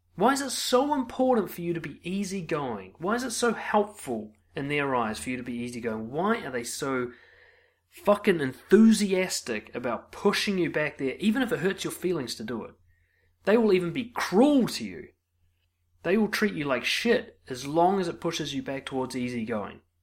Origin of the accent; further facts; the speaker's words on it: New Zealand; as a New Zealander